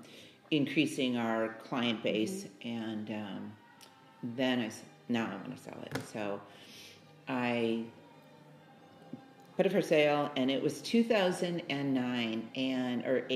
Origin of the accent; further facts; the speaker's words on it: Chicago, Illinois, United States; moved away as an adult; also born or lived in San Jose, California; I was born and raised in Chicago